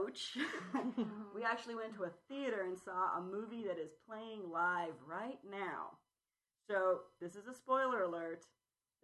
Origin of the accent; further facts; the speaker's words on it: San Jose, California, United States; San Jose, California, my hometown